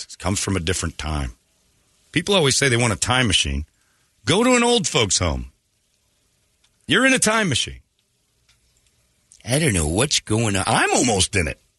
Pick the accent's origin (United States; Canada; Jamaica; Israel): United States; Hollywood, California; that was against the times that I grew up in Hollywood.